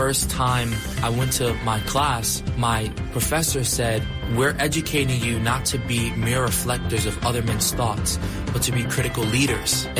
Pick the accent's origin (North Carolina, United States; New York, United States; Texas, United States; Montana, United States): New York, United States; I'm from New York